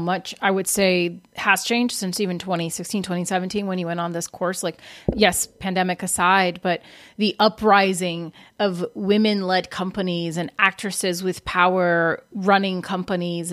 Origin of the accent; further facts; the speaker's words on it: Brazil; now in United States; I'm from Brazil, and when I came to America